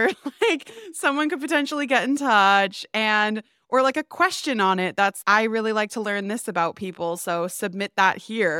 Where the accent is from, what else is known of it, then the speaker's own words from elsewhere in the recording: Massachusetts, United States; now in United Kingdom; I'm from Massachusetts.